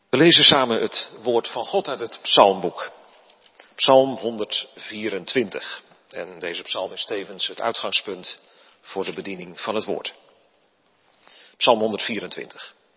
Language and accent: Dutch; Netherlands; wij staan als Nederlanders erom bekend dat wij erg op onze vrijheid zijn gesteld